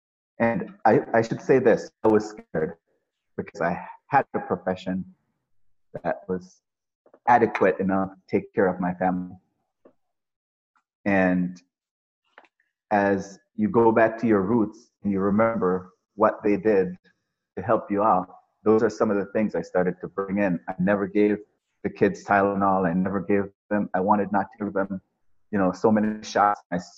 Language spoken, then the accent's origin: English; Jamaica; I grew up in the country. We had basically nothing. And where did you grow up? In the country of Jamaica. Okay. In the countryside of Jamaica. So no running water, no electricity, no TVs, nothing like that.